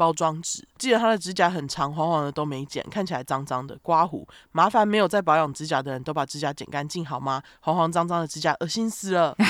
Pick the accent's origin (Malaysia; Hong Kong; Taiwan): Hong Kong; 话说我妈是从大陆嫁到香港的，所以我小时候每逢放假，连暑假都会跟妈妈回乡下外婆家住一段时间。